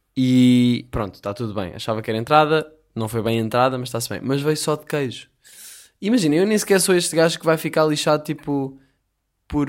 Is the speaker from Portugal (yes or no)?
yes; Portugal; continuo aqui pelo, pelos Algarves, como um bom português